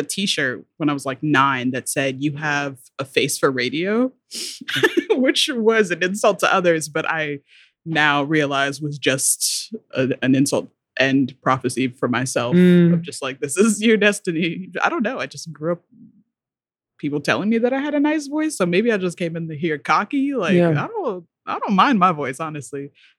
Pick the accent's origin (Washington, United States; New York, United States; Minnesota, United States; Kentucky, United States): Kentucky, United States; I'm not from there, but I went to school there. Mm-hmm. I'm from mostly from Kentucky.